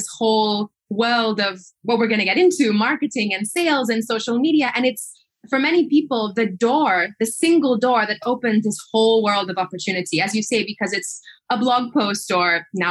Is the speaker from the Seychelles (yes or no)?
yes; Seychelles; I was born and raised in the Seychelles Islands